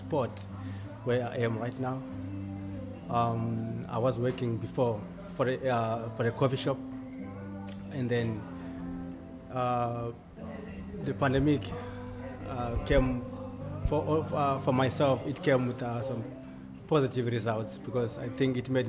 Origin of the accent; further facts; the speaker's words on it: Zimbabwe; now in Cape Town, South Africa; I am originally from Zimbabwe, living in Cape Town